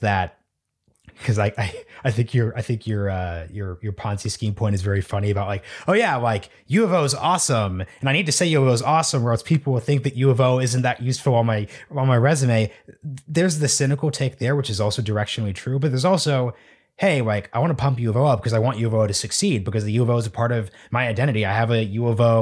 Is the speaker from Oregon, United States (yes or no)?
yes; Oregon, United States; I'm from Oregon